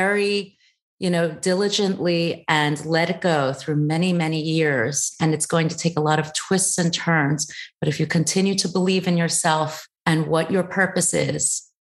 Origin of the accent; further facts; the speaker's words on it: United States; born there; also born or lived in Thailand; even though I am Chinese of origin. I was born in the States.